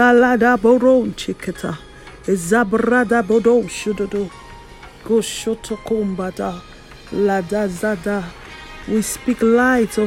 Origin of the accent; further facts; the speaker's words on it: Nigeria; in my home country, Nigeria